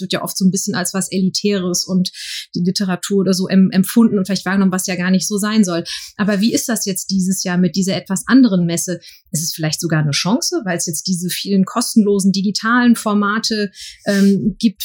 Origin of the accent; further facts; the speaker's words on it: Frankfurt, Hesse, Germany; ich als gebürtige Frankfurterin